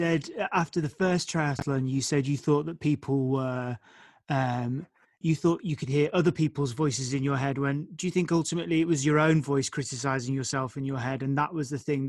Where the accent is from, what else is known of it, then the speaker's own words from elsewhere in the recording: Liverpool, North West England, United Kingdom; I remember as a young lad growing up in Liverpool